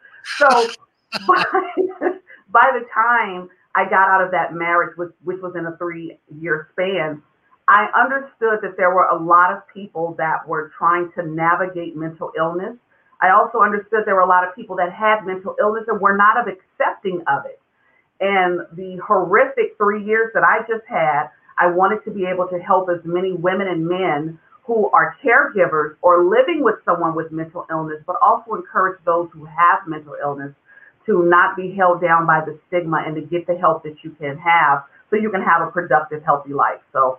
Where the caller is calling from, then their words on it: California, United States; I am in California, Northern California, in between San Francisco and Sacramento.